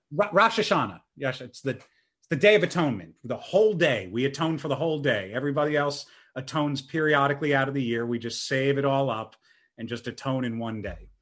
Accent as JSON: {"language": "English", "town": "Churchville", "region": "Pennsylvania", "country": "United States", "tie": "born or raised there", "said": "I grew up in Churchville, Pennsylvania."}